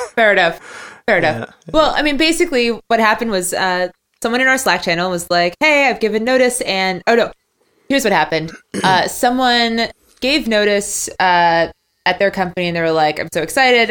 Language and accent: English; United States; I'm American